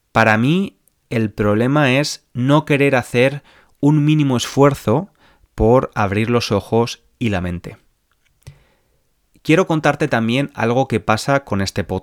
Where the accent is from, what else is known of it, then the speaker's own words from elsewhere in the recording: Spain; born there; Nací en España, país de mayoría católica, y bebí del catolicismo los primeros años de mi vida.